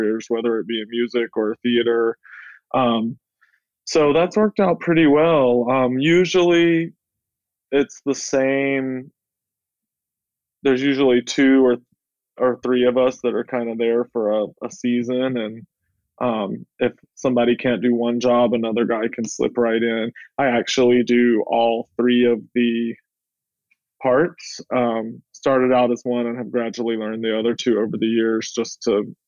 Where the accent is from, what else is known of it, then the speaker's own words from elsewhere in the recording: Soperton, Georgia, United States; now in New York City, United States; I grew up in Georgia in a very small town of 3,000 people. The city is called Soperton.